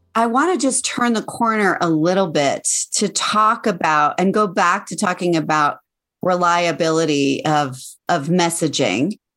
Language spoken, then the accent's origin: English; Colorado, United States; my home state, Colorado